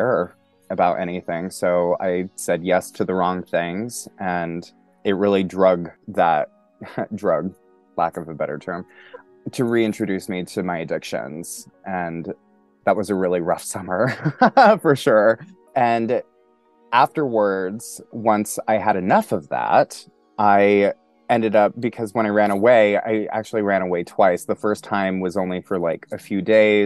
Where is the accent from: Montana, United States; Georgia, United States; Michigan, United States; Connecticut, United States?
Montana, United States; moved away as an adult; also born or lived in New York City / Poconos, Pennsylvania; now in Pennsylvania, United States; Originally, I'm from Montana. And I moved to New York City when I was 18 years old